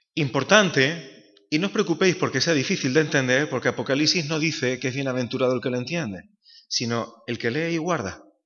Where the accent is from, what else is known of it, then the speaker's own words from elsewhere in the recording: Málaga, Andalusia, Spain; moved away as an adult; now in Seville, Spain; soy un malagueño afincado desde hace casi casi ya 20 años en Sevilla